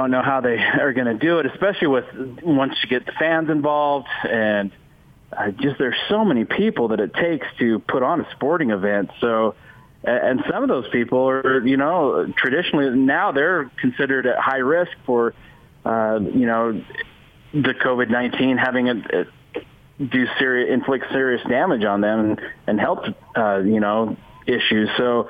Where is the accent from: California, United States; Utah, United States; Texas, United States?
Utah, United States; I grew up in Utah